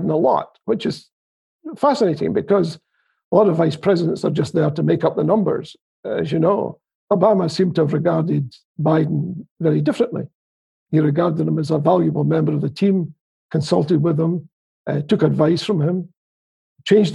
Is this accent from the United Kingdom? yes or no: yes; Scotland, United Kingdom; I'm from Scotland